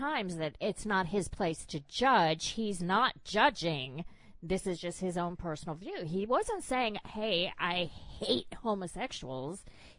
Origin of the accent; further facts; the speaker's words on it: South Carolina, United States; I'm from the Deep South